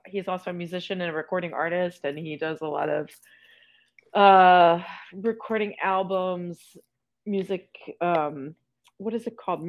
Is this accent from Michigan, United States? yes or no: no; Eastern Shore, Maryland, United States; moved away as an adult; also born or lived in Delaware; I was born in Delaware, but I grew up in Maryland. Yeah, on the Eastern Shore. So I moved there when I was about 3